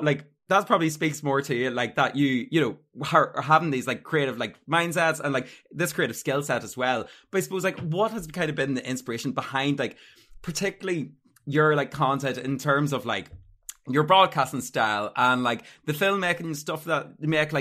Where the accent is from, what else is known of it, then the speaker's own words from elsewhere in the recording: Armagh, Northern Ireland, United Kingdom; now in Dublin, Ireland; I'm from Armagh originally